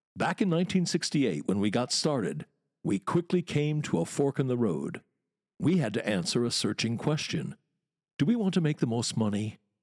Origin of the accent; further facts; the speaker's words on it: Wisconsin, United States; moved away as an adult; now in London, United Kingdom; Growing up in Wisconsin, twenty years there